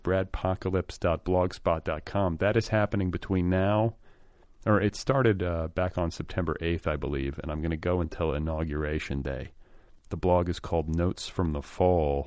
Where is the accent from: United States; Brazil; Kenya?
United States; Midwest; also born or lived in Milwaukee, Wisconsin / Indiana; now in Los Angeles, United States; Milwaukee and in Indiana. I split time when I was a kid